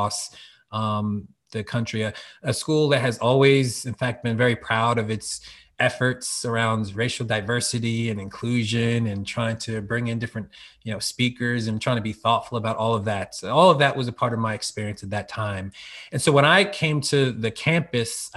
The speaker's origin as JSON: {"language": "English", "town": "Norristown", "region": "Pennsylvania", "country": "United States", "tie": "born or raised there", "also_born_or_lived": "Philadelphia suburbs", "said": "Growing up in the Philly area in Norristown, Pennsylvania, racially diverse community"}